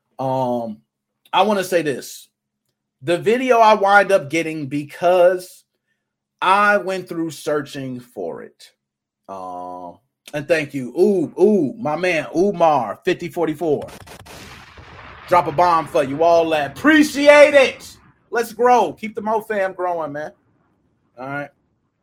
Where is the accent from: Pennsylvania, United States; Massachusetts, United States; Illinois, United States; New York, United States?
Illinois, United States; Chicago; I was raised in Southside Chicago